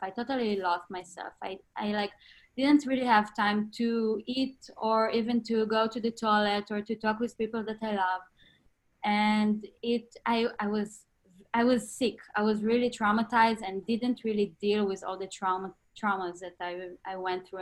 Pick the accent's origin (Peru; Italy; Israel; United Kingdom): Israel; Northern District; moved away; I was born and raised in Israel, in the north of Israel, in a small town